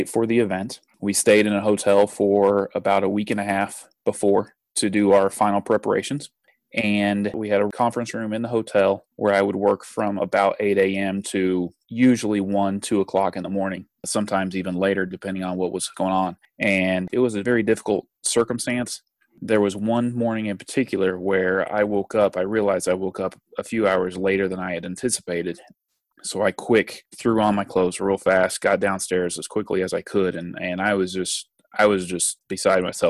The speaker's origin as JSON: {"language": "English", "town": "Indianapolis", "region": "Indiana", "country": "United States", "said": "I am from Indianapolis"}